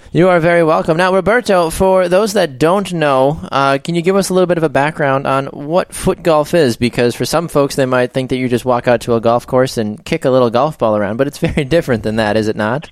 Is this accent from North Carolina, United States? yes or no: no; Naples, Florida, United States; moved away; I'm originally from Naples, Florida